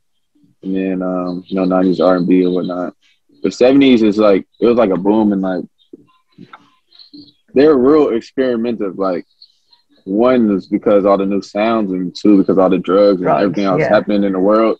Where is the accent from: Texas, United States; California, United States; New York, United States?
California, United States; Bay Area; I grew up in the West Coast, the Bay Area, so I'm heavily influenced by the Bay Area sound